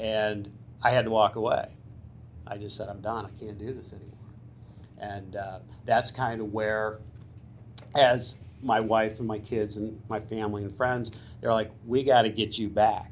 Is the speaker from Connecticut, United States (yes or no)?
yes; Suffield, Connecticut, United States; I am a local kid. I grew up in Suffield